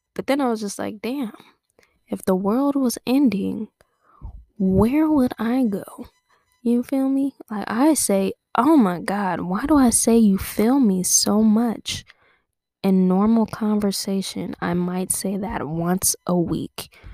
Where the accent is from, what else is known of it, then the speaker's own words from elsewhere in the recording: Torrance, California, United States; I grew up in Torrance